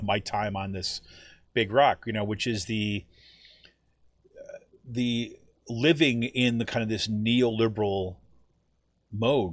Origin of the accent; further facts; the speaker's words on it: Utica, New York, United States; moved away as an adult; now in Allentown, United States; my hometown of Utica